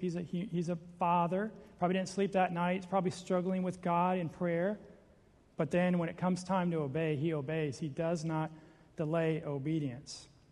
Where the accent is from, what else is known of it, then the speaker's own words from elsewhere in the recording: Seattle, Washington, United States; I'm from Seattle.